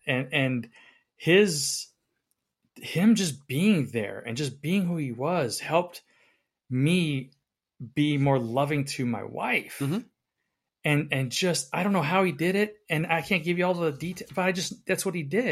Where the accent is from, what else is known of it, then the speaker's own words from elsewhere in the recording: the South, United States; I'm from the South